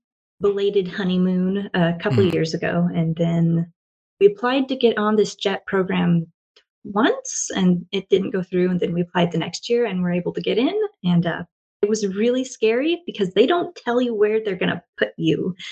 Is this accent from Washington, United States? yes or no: yes; Washington, United States; moved away as an adult; also born or lived in Oregon; now in Japan; So I grew up in Washington State, kind of, and moved around a lot. And I currently live in Japan